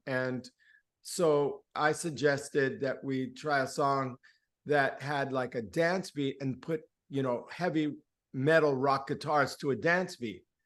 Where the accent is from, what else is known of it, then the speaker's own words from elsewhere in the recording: Miami, Florida, United States; first language Spanish; English is a second language; also born or lived in Gainesville, Florida; I grew up in the Cuban exile community, and my mother was a songwriter and a poet. So, on the weekends in our little, you know, ghetto townhouse or whatever it was, um, in Liberty City in Miami